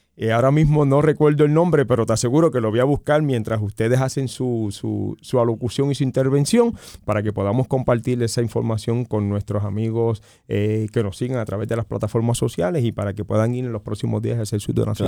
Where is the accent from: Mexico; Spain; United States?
United States; nosotros como nación norteamericana